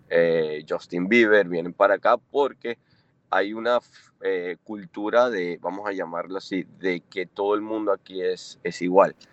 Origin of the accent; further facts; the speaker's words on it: Caracas, Capital District, Venezuela; moved away as an adult; also born or lived in Italy / Australia / India / China; now in Anguilla; yo, yo me crié en Caracas